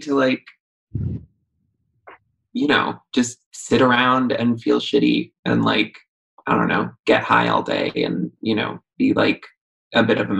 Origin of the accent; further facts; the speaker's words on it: New York metropolitan area, United States; I'm sort of from all over the tri-state around New York City.